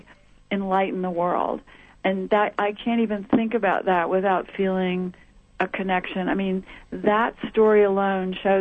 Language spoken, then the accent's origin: English; the South, United States; moved away as an adult; growing up in the South in the 50s and in the 60s